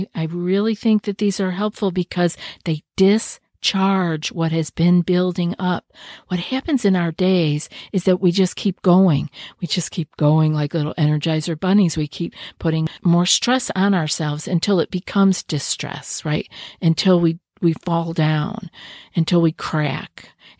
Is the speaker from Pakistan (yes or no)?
no; New York, United States; I know when I first moved here, I was from New York.